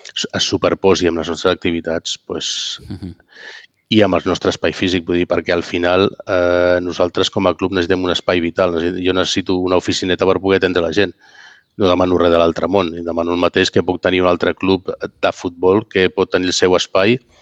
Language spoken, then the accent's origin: Catalan; Catalonia, Spain; sóc català